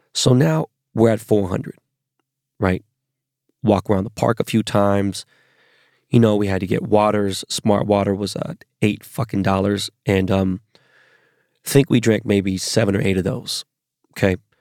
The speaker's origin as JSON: {"language": "English", "town": "Los Angeles", "region": "California", "country": "United States", "said": "I'm from Los Angeles."}